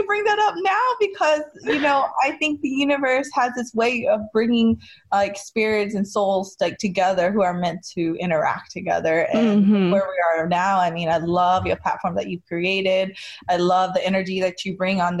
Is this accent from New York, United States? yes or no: no; North Carolina, United States; moved away as an adult; now in California, United States; I grew up in North Carolina, which I didn't mention yet, but it's a very important part of my identity